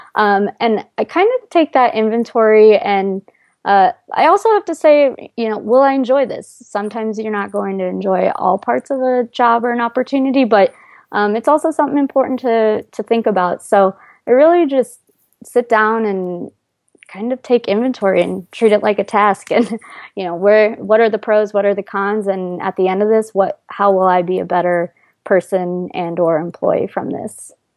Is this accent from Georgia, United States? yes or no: no; Iowa, United States; moved away as an adult; now in New York City, United States; in Iowa, I, it's I actually grew up in a fairly large town for Iowa